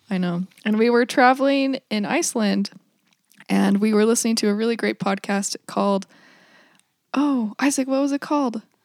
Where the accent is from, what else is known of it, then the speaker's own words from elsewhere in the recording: Vernal, Utah, United States; I grew up in the Uinta Basin. I'm from Vernal, Utah, which is eastern Utah